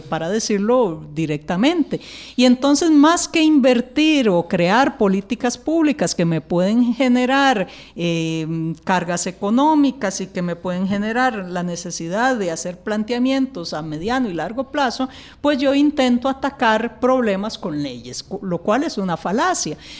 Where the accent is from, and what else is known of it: Costa Rica